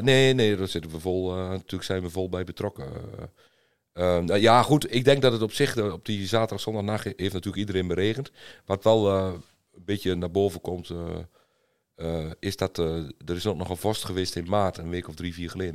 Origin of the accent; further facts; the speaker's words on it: eastern Netherlands, Netherlands; ik kom uit het oosten van Nederland